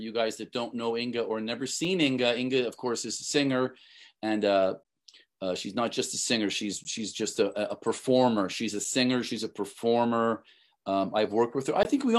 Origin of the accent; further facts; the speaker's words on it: New Zealand; I'm Kiwi.